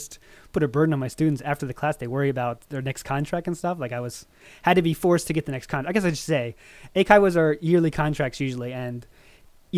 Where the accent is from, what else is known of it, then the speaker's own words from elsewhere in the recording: Maryland, United States; moved away as an adult; now in Japan; I was born in Maryland, United States.